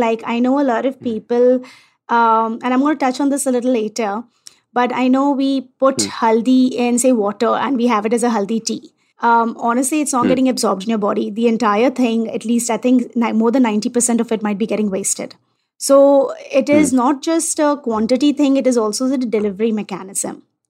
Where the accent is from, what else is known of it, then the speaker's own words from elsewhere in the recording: India; And as an Indian, I accept Ayurveda, right?